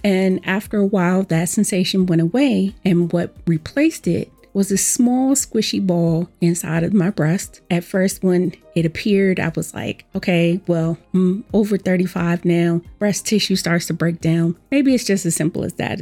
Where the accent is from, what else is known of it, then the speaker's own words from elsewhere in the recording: Washington, District of Columbia, United States; I was born and raised in Washington, D C, where I've lived most of my life